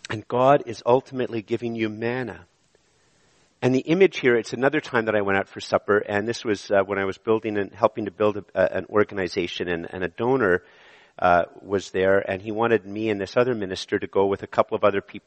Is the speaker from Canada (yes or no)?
yes; Canada; I was born in Canada